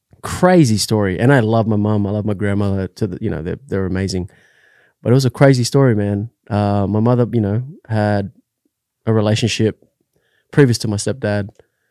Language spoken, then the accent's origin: English; Australia; moved away; So I was born in Australia, but my family isn't from Australia.